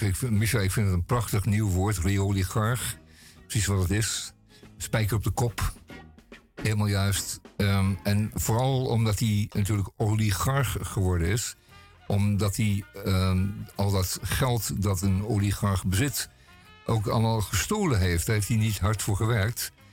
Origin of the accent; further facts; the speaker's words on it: Netherlands; wij zijn Nederlanders